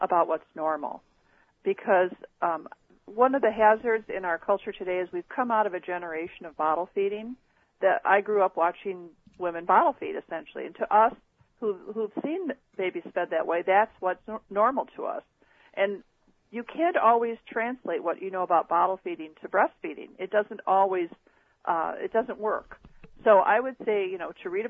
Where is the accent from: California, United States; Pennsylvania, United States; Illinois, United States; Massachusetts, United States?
Illinois, United States; Chicago; the hospital where I was born here in the Chicago area was then called Chicago Lying